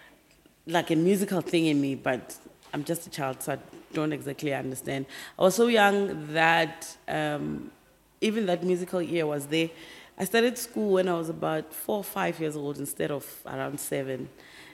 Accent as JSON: {"language": "English", "town": "Bushbuckridge", "region": "Mpumalanga", "country": "South Africa", "tie": "born or raised there", "also_born_or_lived": "Pretoria", "moved": "as an adult", "said": "I was actually born and raised in Mpumalanga, Bushbuck Ridge"}